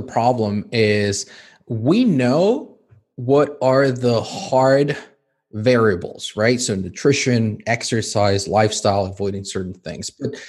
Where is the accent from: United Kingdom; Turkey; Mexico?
Mexico; English is a second language; now in Spain; So for instance, I was born and raised in Mexico. My wife was born and raised here in Spain.